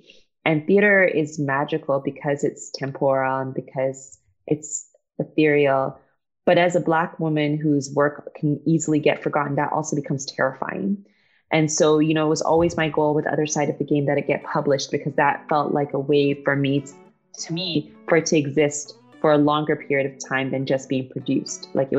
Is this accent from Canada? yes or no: no; England, United Kingdom; born there; I think part of why I'm not a purist is because I was born in England and most of my family is still there